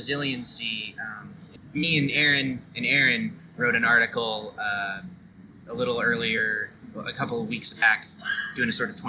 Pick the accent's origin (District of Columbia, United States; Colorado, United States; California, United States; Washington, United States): Washington, United States; my home state of Washington